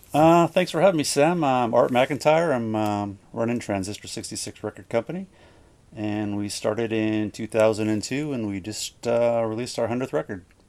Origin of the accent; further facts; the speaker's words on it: Gimli, Manitoba, Canada; I grew up in Gimli with Jason